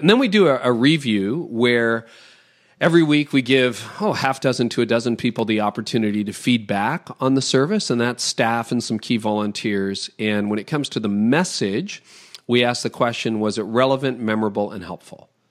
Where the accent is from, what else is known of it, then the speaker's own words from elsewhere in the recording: Toronto, Ontario, Canada; I'm from Toronto